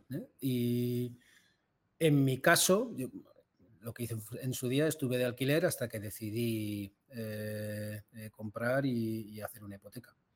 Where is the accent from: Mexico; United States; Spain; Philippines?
Spain; Bilbao, Basque Country; De Bilbao.